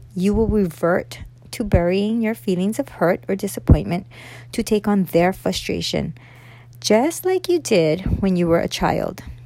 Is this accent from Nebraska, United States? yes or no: no; Oahu, Hawaii, United States; i am a local girl, born and raised here on Oahu.